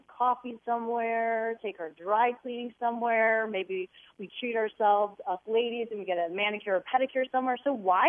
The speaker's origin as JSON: {"language": "English", "town": "Wilmette", "region": "Illinois", "country": "United States", "tie": "born or raised there", "said": "we grew up in the North Shore of Chicago in Wilmette"}